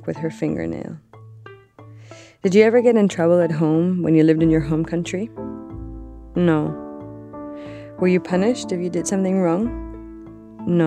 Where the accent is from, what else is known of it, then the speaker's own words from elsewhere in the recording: Mexico City, Mexico; moved away as an adult; now in United States; I'm from Mexico City